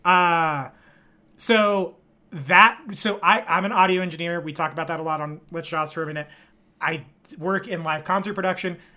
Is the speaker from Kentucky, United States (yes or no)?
no; Bakersfield, California, United States; I'm from Bakersfield, California